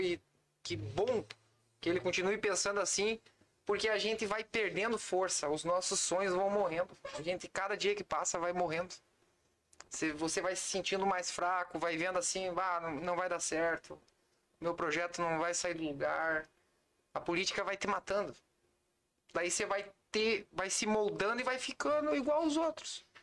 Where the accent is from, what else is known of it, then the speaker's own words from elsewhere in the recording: Santana do Livramento, Rio Grande do Sul, Brazil; De Santana do Livramento